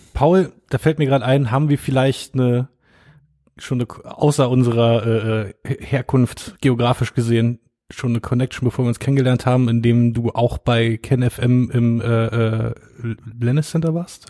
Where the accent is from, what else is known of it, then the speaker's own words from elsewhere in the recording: Brieskow-Finkenheerd, Brandenburg, Germany; Mein, mein, mein Dorf, mein Heimatdorf war bei Wetten